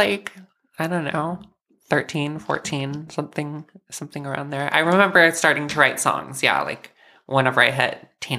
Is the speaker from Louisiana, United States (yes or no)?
no; Flower Mound, Texas, United States; also born or lived in Denton, Texas; now in Dallas, United States; I grew up in Flower Mound, and then lived in Denton, and then now Dallas. So Basically, yeah, Dallas my whole life.